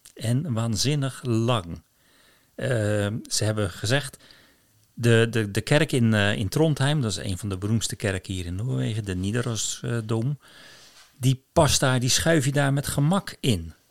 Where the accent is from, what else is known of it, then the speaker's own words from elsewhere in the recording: Rotterdam, South Holland, Netherlands; moved away as an adult; now in Kviteseid, Norway; Als Rotterdammer